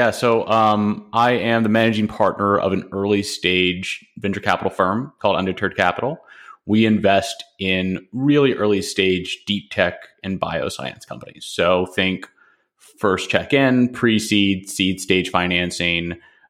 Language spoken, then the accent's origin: English; Nashville, Tennessee, United States; I mean, I grew up in Nashville, Tennessee.